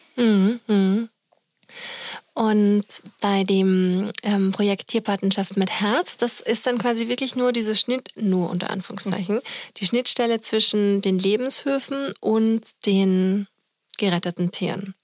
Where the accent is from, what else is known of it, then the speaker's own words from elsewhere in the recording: Austria; now in Germany; in Österreich, wo ich herkomme